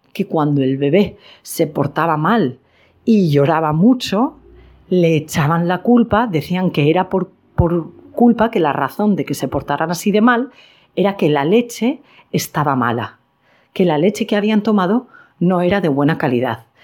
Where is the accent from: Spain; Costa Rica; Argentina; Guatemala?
Spain; en mi país, en España